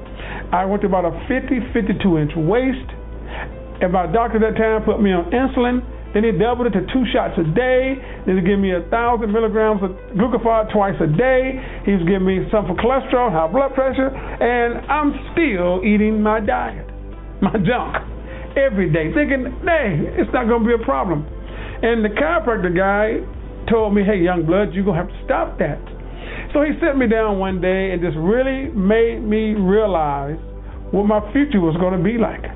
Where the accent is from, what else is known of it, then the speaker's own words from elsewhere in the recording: the South, United States; I'm from the South, Southern boy.